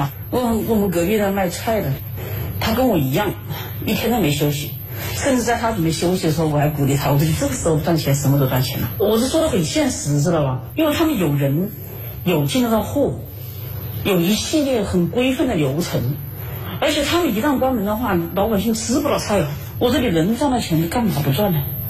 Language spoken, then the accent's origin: Chinese; Wuhan, Hubei, China; 武汉人，你看，不是钟南山就说了嘛，武汉是很英雄的城市，那我们武汉人民都是英雄的人民呐。